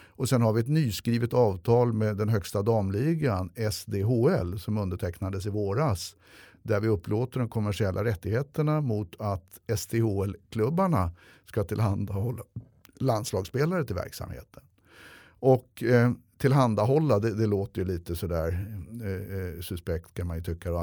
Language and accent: Swedish; Stockholm, Stockholm County, Sweden; jag är uppväxt i Hökarängen med mycket ligister och gangster